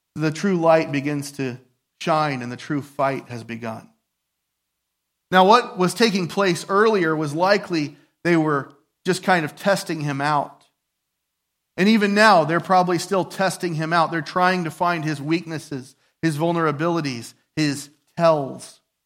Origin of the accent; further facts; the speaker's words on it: United States; I'm a patriot, I'm an American